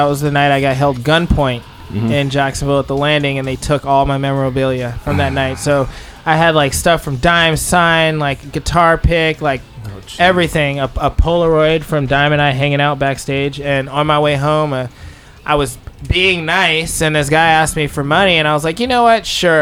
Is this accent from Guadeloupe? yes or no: yes; Guadeloupe; English is a second language; also born or lived in Paris, France; now in United States; I lived in Guadeloupe in the French West Indies